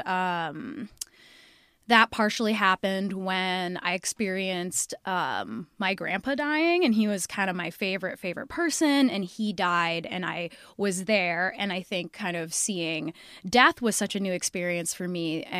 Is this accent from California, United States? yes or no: no; Seattle, Washington, United States; I'm from Seattle, Washington.